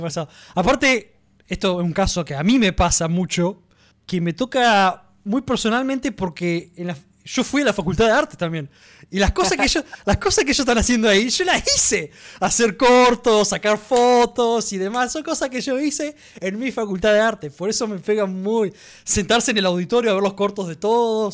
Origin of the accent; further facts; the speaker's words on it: Argentina; a nosotros directamente, a los argentinos